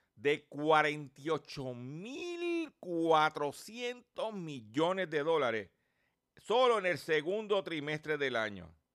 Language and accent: Spanish; Lares, Puerto Rico; mi pueblo de Lares